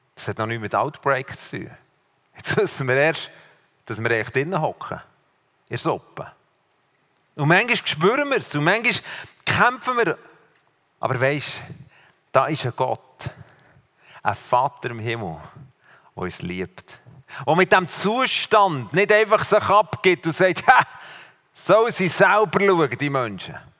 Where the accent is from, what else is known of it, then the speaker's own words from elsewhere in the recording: Switzerland; aus der Schweiz